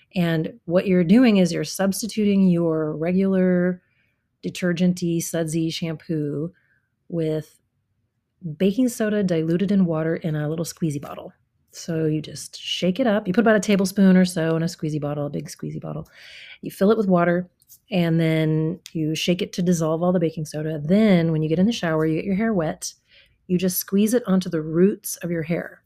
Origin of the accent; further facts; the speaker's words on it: Midwest, United States; also born or lived in Hawaii; now in Seattle, United States; my life as a child growing up in the Midwest